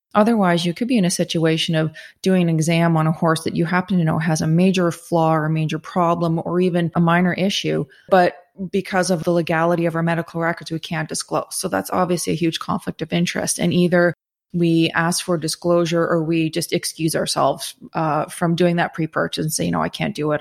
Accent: Southern Ontario, Canada; I am from Southern Ontario originally

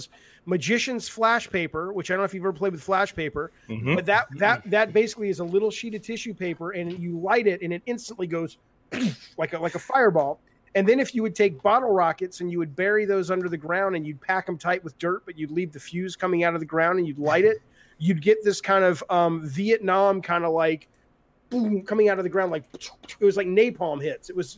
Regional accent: Alabama, United States; moved away as an adult; I grew up in Alabama from like 71 to 89

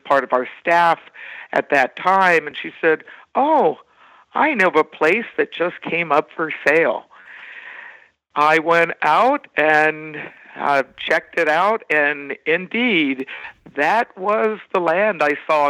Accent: Washington, District of Columbia, United States; moved away as an adult; now in Wisconsin, United States; I'm from the Washington, D.C. metropolitan area

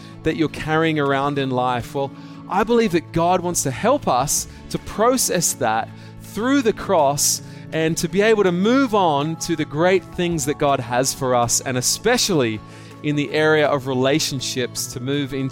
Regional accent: Australia; now in Hong Kong; I am an Aussie, okay? I'm an Australian. I might live in Hong Kong, but I'm still an Australian.

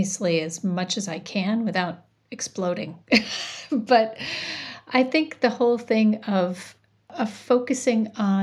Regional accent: Janesville, Wisconsin, United States; now in Shorewood, United States; I grew up in a town called Janesville, Wisconsin, which is about 90 minutes from here.

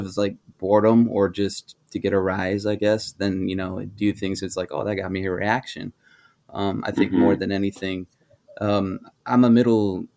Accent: Denver, Colorado, United States; moved away; also born or lived in Idaho / Alaska; I grew up largely outside of Colorado

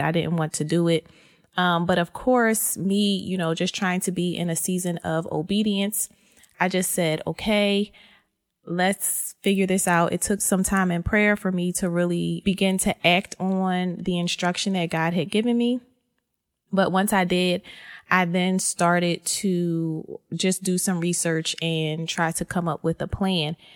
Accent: Philadelphia, Pennsylvania, United States; born and raised in Philly

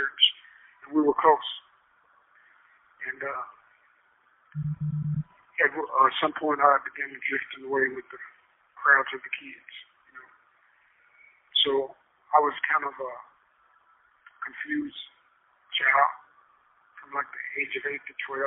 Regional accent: Tulsa, Oklahoma, United States; I was raised in the Tulsa area primarily by a single mother

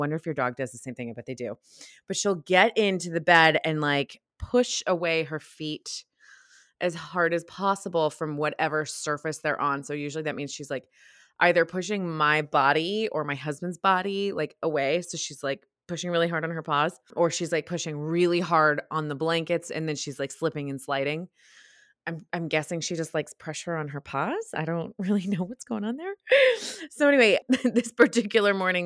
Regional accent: United States; accent: American; my American accent

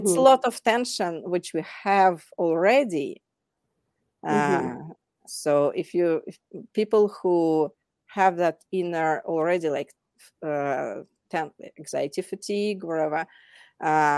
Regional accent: Moscow, Russia; moved away as an adult; now in Denver, United States; I'm originally from Moscow

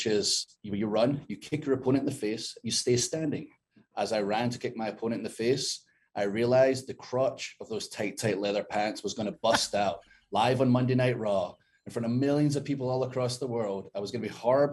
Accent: Scotland, United Kingdom; moved away; I'm 6'5", 270, I'm hairy, I'm from Scotland

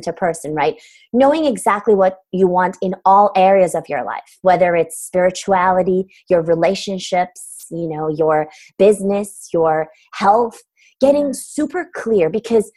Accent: Istanbul, Turkey; English is a second language; moved away; I'm originally from Istanbul, Turkey

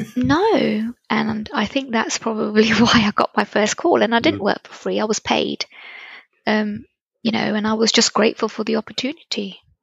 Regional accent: Reading, South East England, United Kingdom; So now I was in living in Reading.

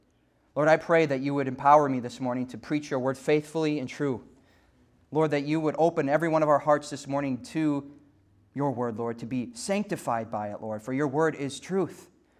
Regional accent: Minnesota, United States; also born or lived in Fargo, North Dakota; now in Kansas City, United States; I grew up in Minnesota, West Central Minnesota.

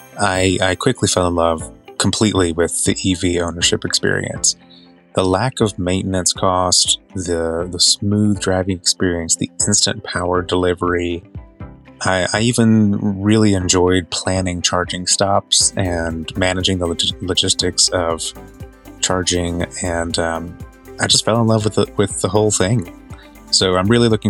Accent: North Carolina, United States; also born or lived in Florida / Winston-Salem, North Carolina; I'm originally from North Carolina. I've lived all over the state and a little bit in Florida, and I live here in the Winston-Salem area now.

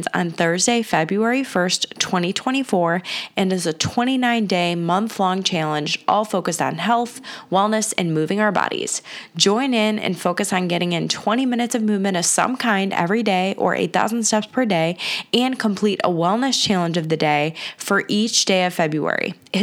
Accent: Cleveland, Ohio, United States; I grew up on the West Side, moved to the East Side with getting married

